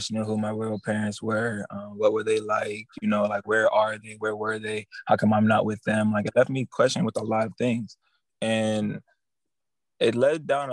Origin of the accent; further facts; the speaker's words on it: Cleveland, Ohio, United States; Originally, I'm from Cleveland, Ohio